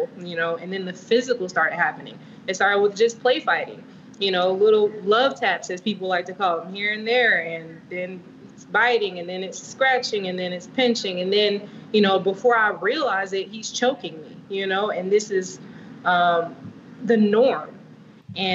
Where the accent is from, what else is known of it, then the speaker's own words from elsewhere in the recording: Vero Beach, Florida, United States; Born in Florida. Vero Beach, actually, to be specific